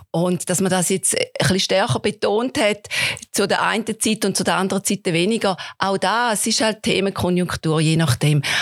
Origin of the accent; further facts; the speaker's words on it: St. Gallen, Switzerland; ich persönlich kann für mich sagen, ich komme aus dem St. Gallischen.